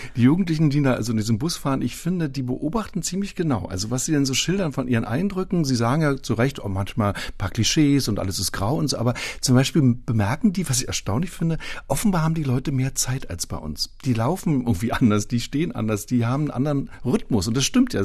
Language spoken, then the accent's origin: German; Berlin, Germany; Ich selbst bin 1960 geboren im Ostteil der Stadt